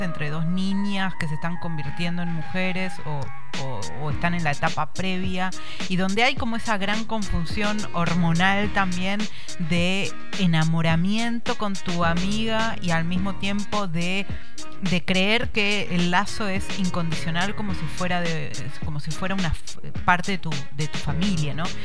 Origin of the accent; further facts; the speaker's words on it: Neuquén, Argentina; Yo crecí en Neuquén y al jardín que iba estaba en la esquina de mi casa